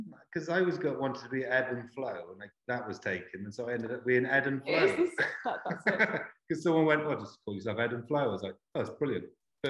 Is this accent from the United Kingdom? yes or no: yes; Carmarthen, Wales, United Kingdom; also born or lived in Leeds; now in Cardiff, United Kingdom; I'm from Carmarthen, which is 90 odd miles west, and skipped Swansea and came here, and then did a year in Leeds